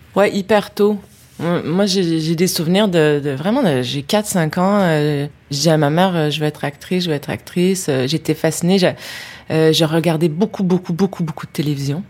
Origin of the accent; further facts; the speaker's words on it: Quebec City, Quebec, Canada; je viens de la ville de Québec, et c'est une ville qui a un cap qui donne face à l'eau, face au fleuve Saint-Laurent. Et c'est une ville où il vente tout le temps.